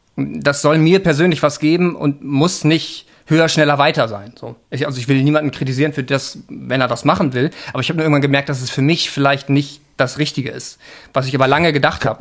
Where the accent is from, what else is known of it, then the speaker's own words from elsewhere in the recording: Hamburg, Germany; Ich bin in Hamburg geboren